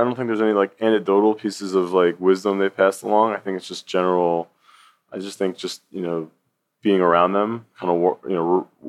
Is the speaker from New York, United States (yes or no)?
yes; New York City, New York, United States; born there; also born or lived in Tarrytown / Denver; Sure. So I was born in New York City, and New York City has been a very big influence on my life, even though I didn't live in New York City for very long.